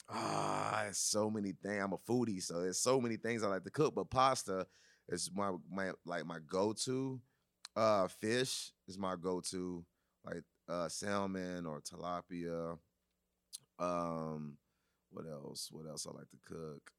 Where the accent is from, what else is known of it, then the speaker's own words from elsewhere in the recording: Nashville, Tennessee, United States; We're from Nashville, you know, we do the same thing, you know, we were do hip hop, but also we was raised on country music